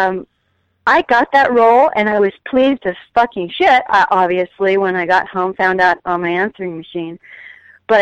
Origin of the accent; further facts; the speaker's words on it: Texas, United States; moved away; I came into the business from Texas, not knowing anybody, not having any family in the business